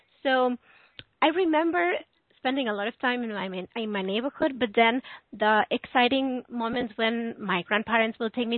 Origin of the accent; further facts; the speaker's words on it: Barcelona, Catalonia, Spain; English is a second language; Yes, one fun thing about the city is that it is divided in different areas.